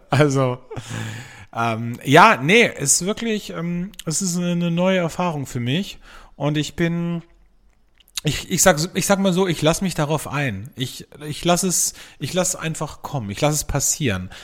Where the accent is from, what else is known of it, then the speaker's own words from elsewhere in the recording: Austria; bei uns in Österreich